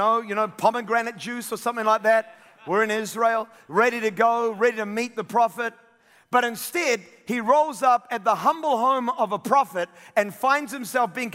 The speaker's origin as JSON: {"language": "English", "country": "New Zealand", "said": "I'm a New Zealander"}